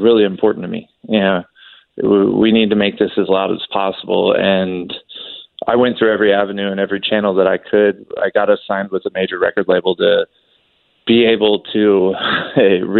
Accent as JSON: {"language": "English", "region": "Kentucky", "country": "United States", "tie": "born or raised there", "said": "I grew up in Kentucky"}